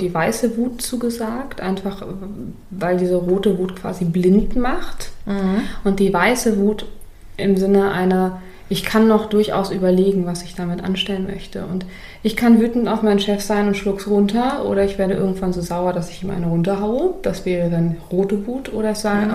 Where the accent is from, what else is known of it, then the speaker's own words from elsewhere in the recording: Berlin, Germany; bei uns in Berlin